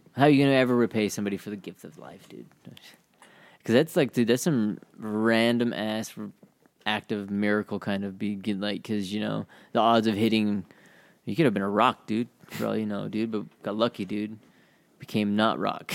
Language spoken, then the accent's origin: English; Utah, United States; we're from Utah, we're savage